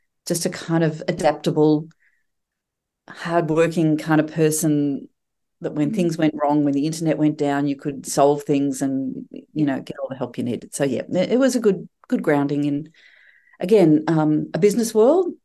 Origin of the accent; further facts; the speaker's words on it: Coburg, Victoria, Australia; moved away as an adult; now in East Gippsland, Australia; I grew up in Coburg, born and raised in Coburg